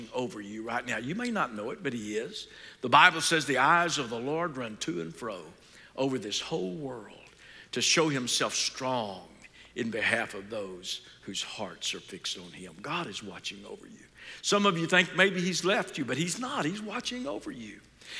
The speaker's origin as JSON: {"language": "English", "town": "Fort Worth", "region": "Texas", "country": "United States", "tie": "born or raised there", "said": "I grew up in Fort Worth."}